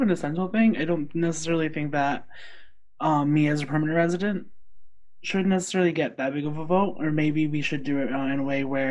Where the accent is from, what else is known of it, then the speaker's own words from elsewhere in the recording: Colombia; now in United States; I'm like totally like proud of being Colombian, and like I love my country, even though I basically am American